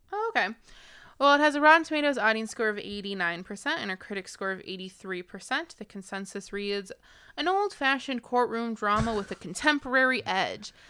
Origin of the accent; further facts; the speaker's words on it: United States; as an American